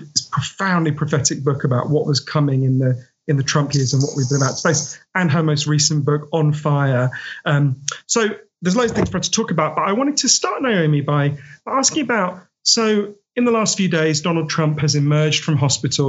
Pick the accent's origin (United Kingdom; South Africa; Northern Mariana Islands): United Kingdom; I'm a British writer